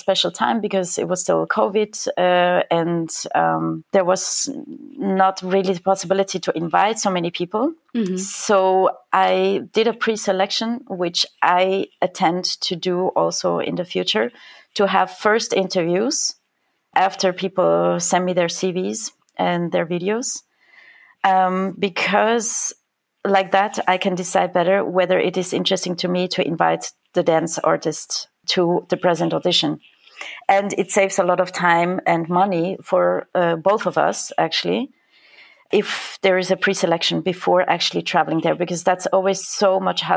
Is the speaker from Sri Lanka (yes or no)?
no; Switzerland; moved away as an adult; now in Germany; I'm actually from Switzerland, but living in Germany for the past 6 years.